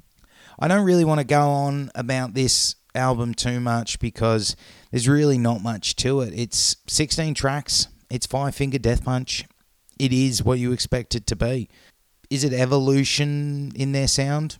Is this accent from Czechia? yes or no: no; Norway; moved away; when I grew up in Norway